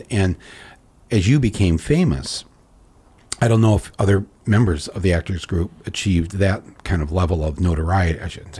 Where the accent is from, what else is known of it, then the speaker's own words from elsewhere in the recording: Flint, Michigan, United States; we come from Flint every other summer.